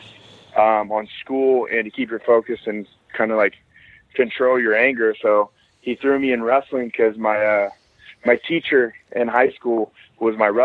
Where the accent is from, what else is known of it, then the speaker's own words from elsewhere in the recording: Kearney, Missouri, United States; I grew up in a small town called Kearney, Missouri